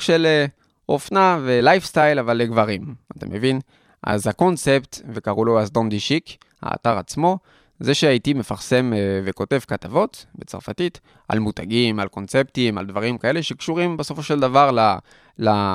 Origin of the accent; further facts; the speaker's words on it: Paris, Île-de-France, France; Hebrew is a second language; moved away as an adult; also born or lived in Tel Aviv, Israel; now in Israel; שם גדלתי, נולדתי, גדלתי בפריס, הייתי אה, כמעט 20 שנה שם בפריס